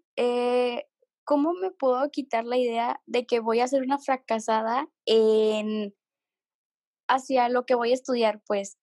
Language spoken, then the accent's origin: Spanish; Mexico; now in Monterrey, Mexico; soy de México